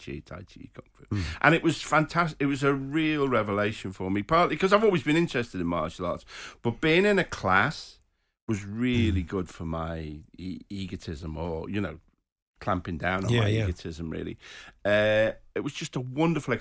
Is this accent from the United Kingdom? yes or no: yes; Liverpool, North West England, United Kingdom; I was born in Anfield, you know, about 500 yards from the ground